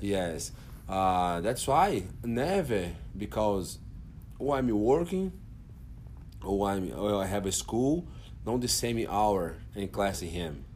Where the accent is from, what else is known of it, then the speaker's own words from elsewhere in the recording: Brasília, Federal District, Brazil; English is a second language; now in Fort Worth, United States; I'm from Brazil, and Brazil, Brasilia, in capital there